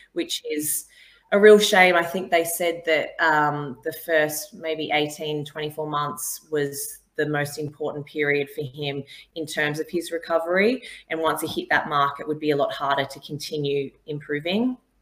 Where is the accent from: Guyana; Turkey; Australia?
Australia; now in England; I'm not English. I'm Australian, but I think I've lived here for such a long time now